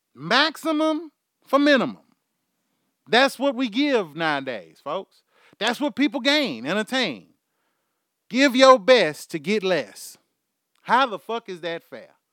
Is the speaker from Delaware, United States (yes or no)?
no; Houston, Texas, United States; I'm from Houston, Texas. My accent is fucking horrible.